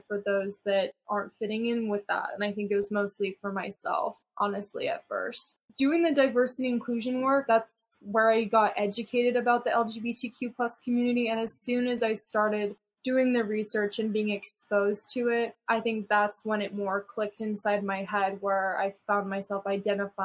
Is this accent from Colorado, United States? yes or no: yes; Colorado, United States; I grew up in Colorado